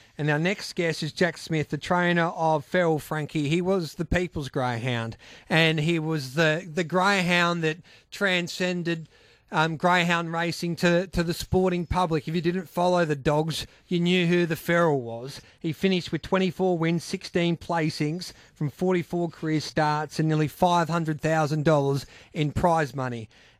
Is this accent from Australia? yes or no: yes; Australia; Like in my hometown, we've got the big Mallee Bull.